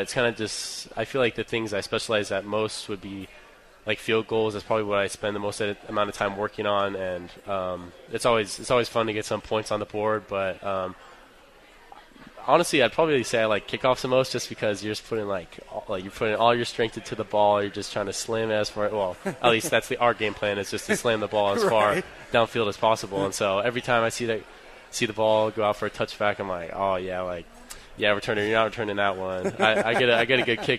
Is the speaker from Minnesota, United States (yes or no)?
no; Redmond, Washington, United States; also born or lived in California; My mom's lived in the same house for like the past 20 years, so in Redmond, Washington. So Redmond, Washington is like pretty much where I call home.